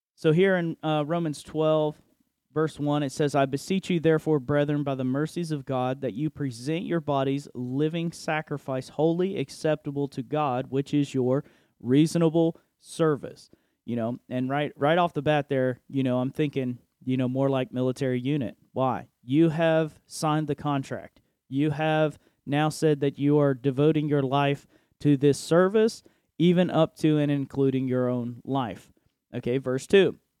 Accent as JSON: {"language": "English", "country": "United States", "said": "I am an American citizen"}